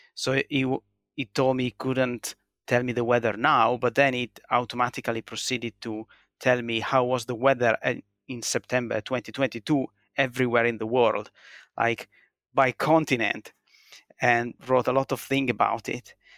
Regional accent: Italy; born or raised there; now in Finland

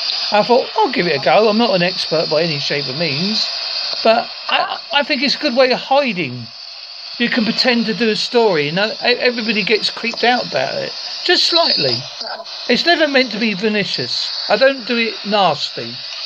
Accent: East of England, United Kingdom; now in Devon, United Kingdom; I'm originally from Essex, and my wife is from Cornwall, and I live in Devon, so I've got a mixture of...

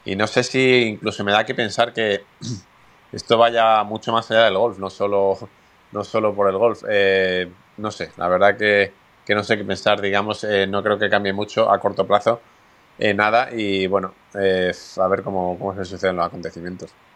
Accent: Spain; los españoles eh, no es nuestro punto fuerte los idiomas

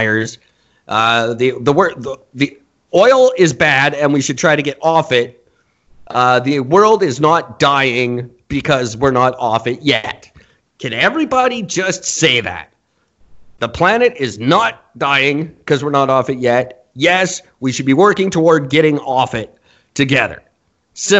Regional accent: Canada

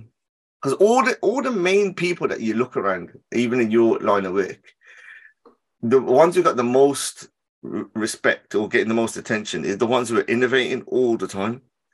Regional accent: Birmingham, West Midlands, United Kingdom; I'm from Handsworth

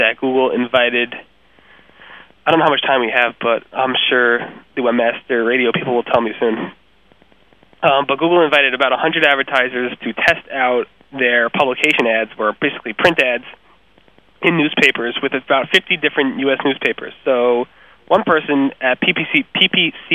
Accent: New York, United States; I was from New York

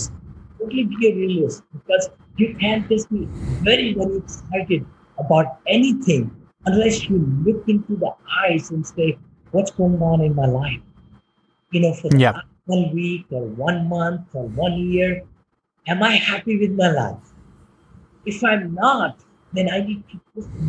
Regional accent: India; moved away as an adult; I came from India, right? I'm a mechanical engineer

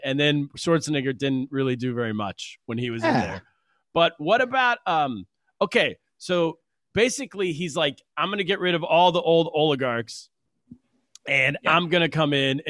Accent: California, United States; I'm from California

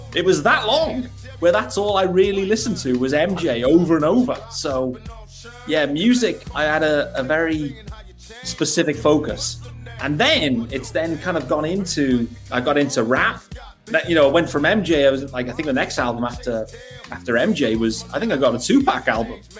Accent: Newport, Wales, United Kingdom; also born or lived in Liverpool; I was born in Liverpool, but I grew up in in a place called Newport in South Wales

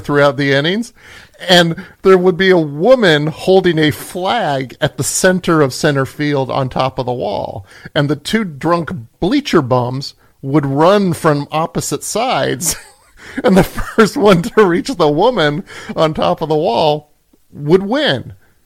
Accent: Illinois, United States; when I was growing up in Illinois, I used to go watch games at the old Comiskey Park

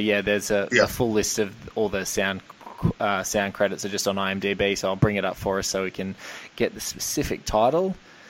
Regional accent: Australia; I'm from Australia. I think the widest road we have in Australia is maybe 4 lanes long.

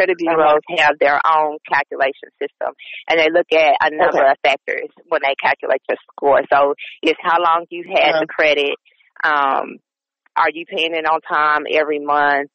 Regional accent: the South, United States; I am from the South

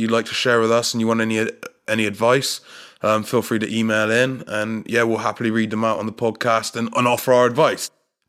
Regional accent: Bristol, South West England, United Kingdom; We're from Bristol in the UK, and we've got a local radio station. It's called Heart now, but I'm pretty sure back in the day it used to be called GWR.

